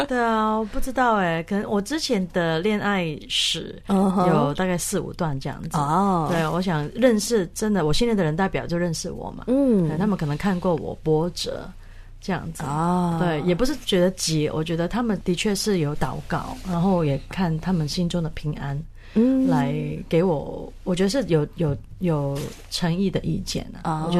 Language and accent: Chinese; Hong Kong; moved away as an adult; now in Taiwan; Sorry，呀我是香港人。